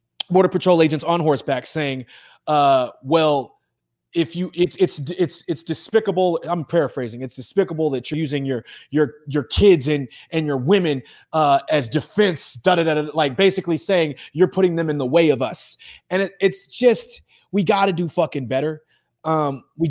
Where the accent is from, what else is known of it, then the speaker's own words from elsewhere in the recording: Texas, United States; I was born in Texas. I rode horses when I was a kid